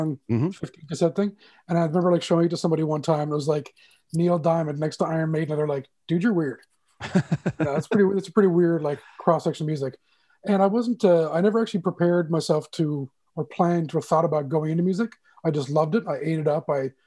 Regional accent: St. John's, Newfoundland and Labrador, Canada; moved away; also born or lived in Toronto; Born and raised in St. John's, Newfoundland, Labrador, East End kid for life

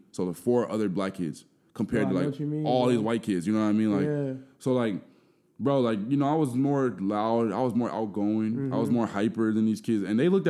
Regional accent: Burnsville, Minnesota, United States; I'm from South Minneapolis originally, but I have really faint memories of even living there. Mm-hmm. Like, we moved to Burnsville when I was, like, 2 or 3 years old.

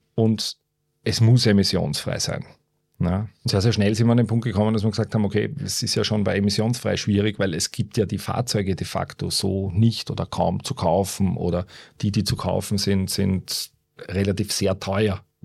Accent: Baden, Lower Austria, Austria; moved away as an adult; also born or lived in Vienna / Germany / China; Bin äh, aufgewachsen in Baden, einem äh, kleinen verschlafenen Städtchen im Süden von Wien.

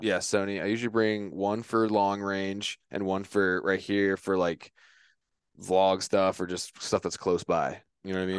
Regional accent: Virginia, United States; moved away; I'm from Virginia.

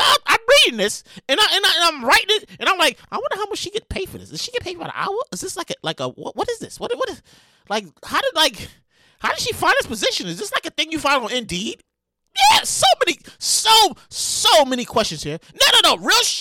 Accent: New York, United States; I'm from New York

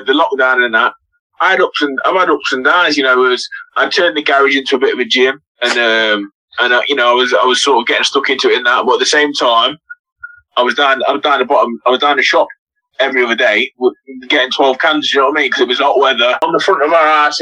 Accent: Burton upon Trent, West Midlands, United Kingdom; I'm from Burnham Trent

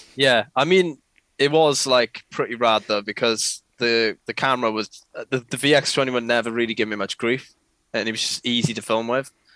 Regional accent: Port Talbot, Wales, United Kingdom; I am a filmer from South Wales, uh, to be precise, or Patoilet as some people may know it as.

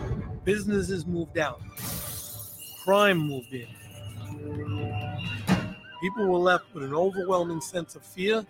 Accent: New York City, New York, United States; I was born and raised in the Bronx.

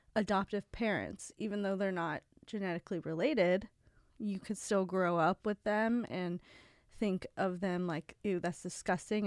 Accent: Ohio, United States; moved away; I remember in Ohio when I was a hostess

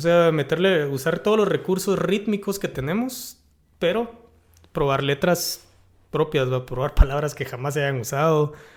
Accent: Guatemala; yo buscando mi identidad como guatemalteco

